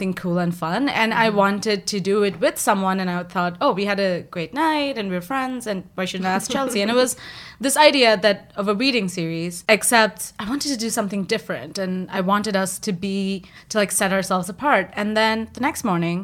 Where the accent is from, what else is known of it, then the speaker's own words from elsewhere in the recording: India; moved away; also born or lived in Flushing, Queens; I'm Indian